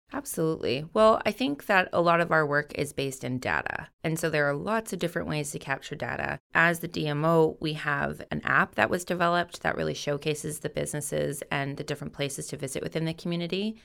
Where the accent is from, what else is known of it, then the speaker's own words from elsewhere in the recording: North Island, British Columbia, Canada; Growing up on the North Island, I've always been a part of the industry